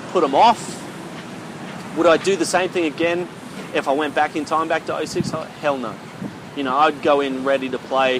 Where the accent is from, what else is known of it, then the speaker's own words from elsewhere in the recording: Australia; now in South Korea; Played rugby, you know, growing up in Australia